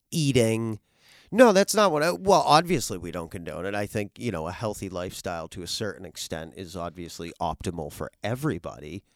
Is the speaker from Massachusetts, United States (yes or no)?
yes; Worcester, Massachusetts, United States; moved away; also born or lived in northern New Jersey; I'm originally from Worcester, Massachusetts.